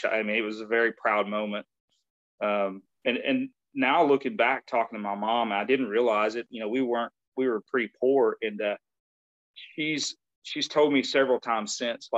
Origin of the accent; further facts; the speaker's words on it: West Tennessee, United States; moved away; I grew up in West Tennessee